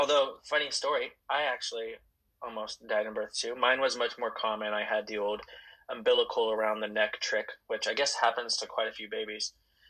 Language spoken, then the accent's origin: English; Vancouver, Washington, United States; I was born in Vancouver, Washington